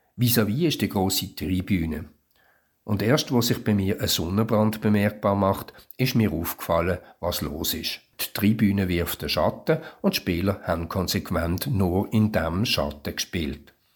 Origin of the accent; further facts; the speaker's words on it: Switzerland; Für mich als Schweizer